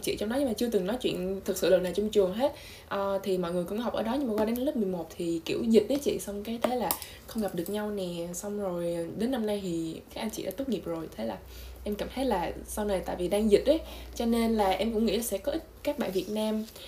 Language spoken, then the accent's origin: Vietnamese; Vietnam; moved away; mình là người Việt duy nhất trong trường